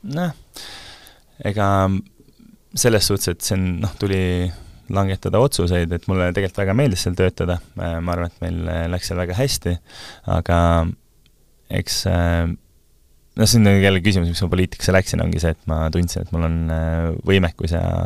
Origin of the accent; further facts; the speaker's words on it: Kose-Uuemõisa, Harju County, Estonia; also born or lived in Munich, Germany / Tartu; now in Tallinn, Estonia; kui ma olin äh, seitsmeaastane, ma kolisin Saksamaalt tagasi, et me olime, isa, isa õppis Müncheni ülikoolis, siis me olime Äh, perega seal, ma kolisin tagasi Kose Uuemõisa